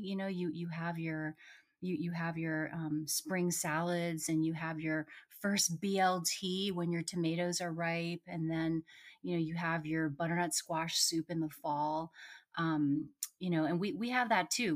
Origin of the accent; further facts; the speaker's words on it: Potomac, Maryland, United States; now in Rockville, United States; I'm actually in Rockville, which is right next to Potomac. I grew up in Potomac.